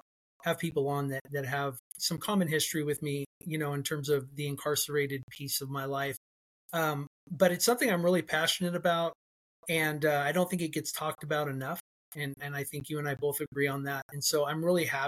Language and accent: English; Fresno, California, United States; also born or lived in Edwards Air Force Base, California; I was born on Edwards Air Force Base. And my mom stayed with him for a little while. And then when she left him, she brought me home to Central California here in Fresno. And I was raised apart from him